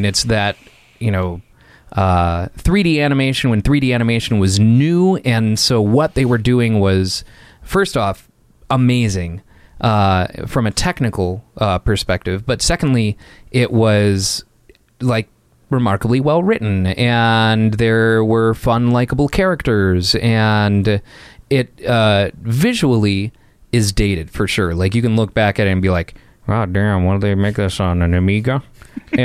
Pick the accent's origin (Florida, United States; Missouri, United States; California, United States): Florida, United States; Florida Keys, United States; moved away; I was born in the Florida Keys.